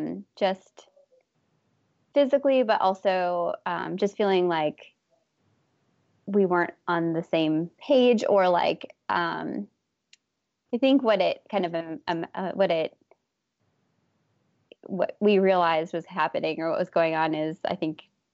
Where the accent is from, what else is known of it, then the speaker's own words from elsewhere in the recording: Minneapolis, Minnesota, United States; I grew up in Minnesota.